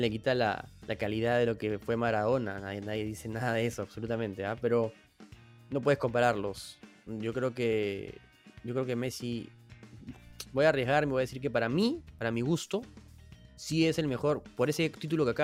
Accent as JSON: {"language": "Spanish", "country": "Peru", "said": "a mí, en verdad, a ti, a mí, a todos los que somos peruanos"}